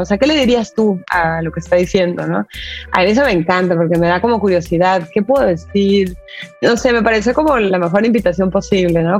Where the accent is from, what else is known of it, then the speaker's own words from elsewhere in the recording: Tijuana, Baja California, Mexico; accent: Tijuana; moved away as an adult; also born or lived in Mexico City, Mexico; now in Argentina; yo mi identidad es, mexicana, pero es tijuanense, o sea, yo realmente ahora que estoy como lejos de México, me siento como regresando a mi acento tijuanense